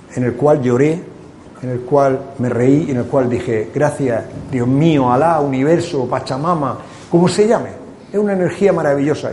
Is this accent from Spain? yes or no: yes; Cartagena, Region of Murcia, Spain; moved away; El venir aquí a mi tierra. Porque yo soy de Cartagena y soy de Murcia y soy español